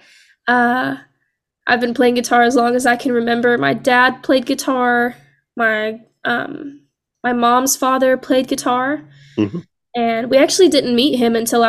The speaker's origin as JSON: {"language": "English", "town": "Lucedale", "region": "Mississippi", "country": "United States", "said": "I'm actually from Loosedale, Mississippi, which is closer to the coast, close enough to say that we're part of the coast, but not close enough to see the water."}